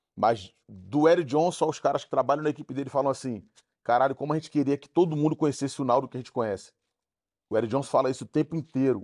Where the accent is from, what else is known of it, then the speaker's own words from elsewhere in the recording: Rio de Janeiro, Brazil; also born or lived in Nova Holanda, Rio de Janeiro; Vila do Pinheiro é uma favela no Rio de Janeiro. Eu sou de lá, nascido na Nova Holanda